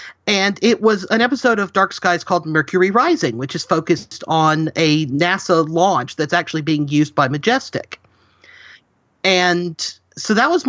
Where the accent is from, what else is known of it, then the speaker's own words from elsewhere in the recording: Huntsville, Alabama, United States; I was born and raised in the Huntsville, Alabama area, so we're home to the Marshall Space Flight Center and the U.S. Space and Rocket Center.